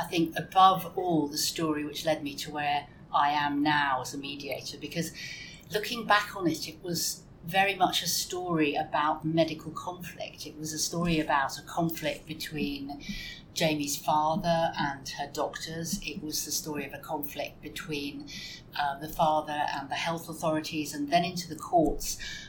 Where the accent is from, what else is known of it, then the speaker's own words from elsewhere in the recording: London, United Kingdom; born there; also born or lived in Hampshire / Kent / Denmark; I was born in London and we lived in Hampshire, we lived in Kent.